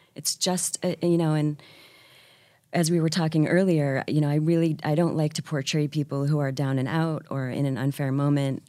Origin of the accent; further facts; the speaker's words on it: Syracuse, New York, United States; also born or lived in San Francisco / Washington, D.C.; now in New York, United States; I was raised outside of Syracuse